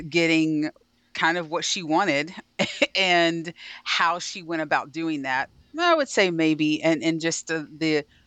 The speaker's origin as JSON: {"language": "English", "town": "Dallas", "region": "Texas", "country": "United States", "tie": "born or raised there", "also_born_or_lived": "Ohio", "moved": "as an adult", "lives_now": "Baltimore, United States", "said": "home is Dallas. I was born in Ohio, but Dallas is home. We've been there for a really long time, so my family is there"}